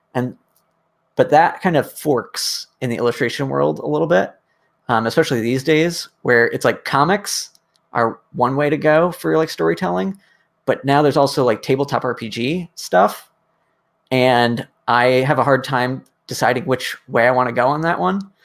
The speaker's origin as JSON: {"language": "English", "region": "Connecticut", "country": "United States", "tie": "born or raised there", "said": "I grew up in Connecticut, kind of like wandering the forest behind my house"}